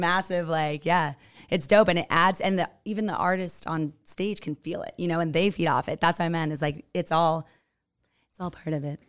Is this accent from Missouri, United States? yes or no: no; California, United States; now in Utah, United States; I'm from Cali